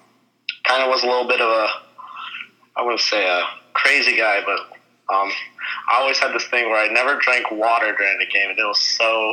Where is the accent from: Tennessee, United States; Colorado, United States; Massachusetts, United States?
Colorado, United States; Durango; I was born in Durango, Colorado on August 18th, 1998.